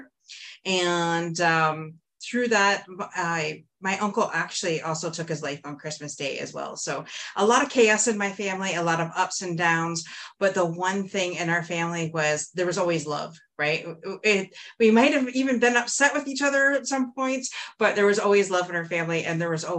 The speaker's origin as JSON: {"language": "English", "town": "Windsor", "region": "Ontario", "country": "Canada", "said": "I'm from Windsor, Ontario, and I grew up in a very much loving home."}